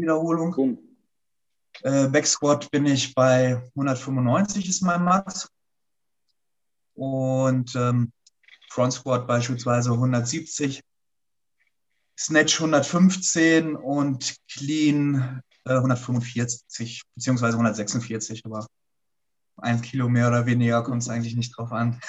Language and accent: German; Hanover, Lower Saxony, Germany; in Hannover, da wo ich herkomme